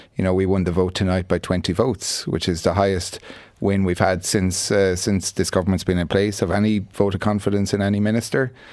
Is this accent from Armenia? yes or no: no; Tipperary, Munster, Ireland; I'm from Tipperary.